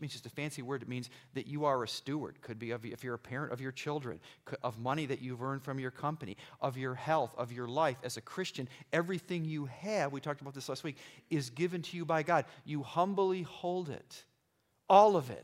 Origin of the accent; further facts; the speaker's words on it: Irondequoit, New York, United States; I grew up in Irondequoit near the lake